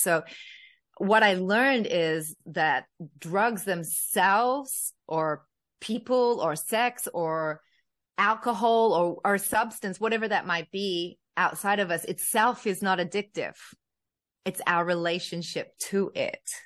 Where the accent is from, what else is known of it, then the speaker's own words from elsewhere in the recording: Australia; a young girl growing up in Australia, in a white family